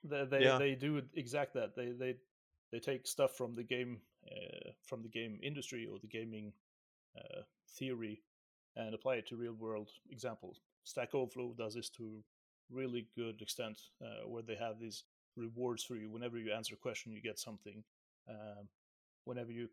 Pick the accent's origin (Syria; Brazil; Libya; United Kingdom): Syria; I'm from Syria, right? Let's just put it out there. I'm from Syria, and we are hairy people